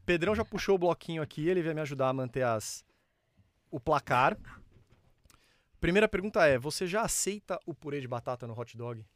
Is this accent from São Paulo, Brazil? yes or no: yes; São Paulo, Brazil; sou paulistano raiz